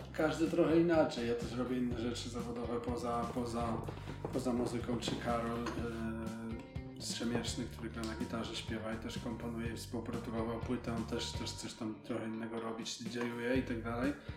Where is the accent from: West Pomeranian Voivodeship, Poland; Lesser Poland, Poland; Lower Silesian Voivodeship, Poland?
Lesser Poland, Poland; Gorlice; moved away; do mojego rodzinnego miasta, z którego pochodzę, wracam na scenę Domu Kultury, w którym się de facto wychowałem